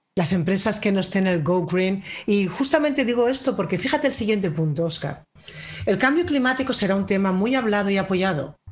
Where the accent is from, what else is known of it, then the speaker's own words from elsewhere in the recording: Spain; yo soy española